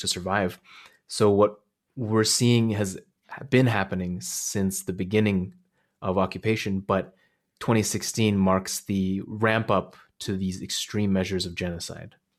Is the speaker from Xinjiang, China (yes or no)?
yes; Hotan, Xinjiang, China; now in Canada; my hometown, Joten, which is this oasis city in the, kinda like right on the edge of the desert.